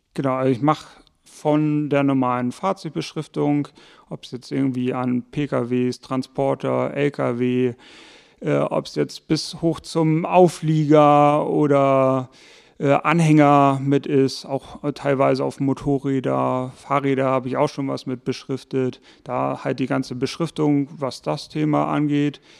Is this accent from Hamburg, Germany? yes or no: yes; Hamburg, Germany; moved away; also born or lived in Buchholz in der Nordheide, Lower Saxony; geboren in Hamburg, aufgewachsen dann Teil in Hamburg-Bramfeld. Irgendwann ging es dann mit der Familie nach Buchholz in der Nordheide